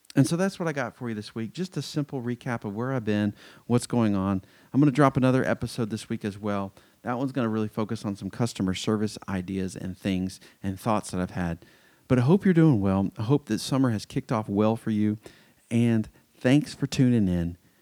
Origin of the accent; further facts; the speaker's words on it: Atlanta, Georgia, United States; moved away as an adult; also born or lived in Athens, Georgia / Fort Worth, Texas / Anderson, South Carolina; I grew up in Metro Atlanta